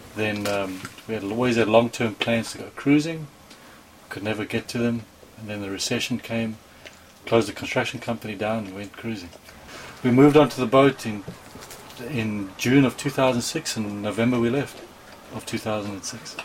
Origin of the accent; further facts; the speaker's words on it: South Africa; moved away as an adult; now in United States; I grew up inland in South Africa, never sailed at all as a child